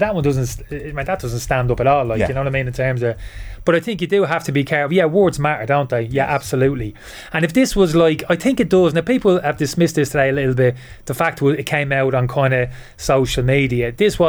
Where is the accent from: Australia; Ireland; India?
Ireland; Dublin, Leinster; moved away as an adult; also born or lived in United Kingdom; I spent most of my life over in the UK. I left Dublin when I was 18.